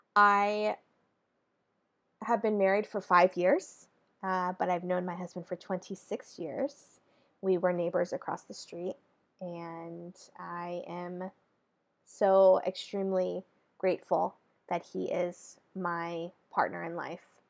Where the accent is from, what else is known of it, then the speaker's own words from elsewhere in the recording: Northern California, United States; now in Southern California, United States; I'm born and raised in California, California girl through and through. And I reside now in Southern California, originally from Northern California